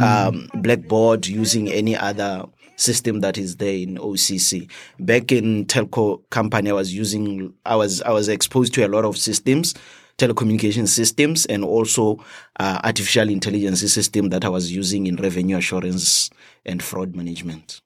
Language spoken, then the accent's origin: English; Botswana; moved away as an adult; now in United States; I'm from Botswana.